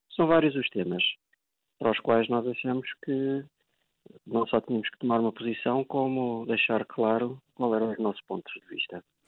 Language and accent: Portuguese; Portugal; enquanto português